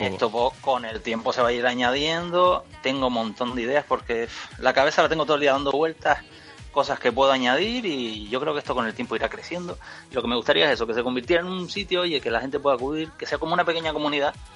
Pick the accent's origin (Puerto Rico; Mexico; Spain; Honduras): Spain; Canary Islands; yo que soy de Canarias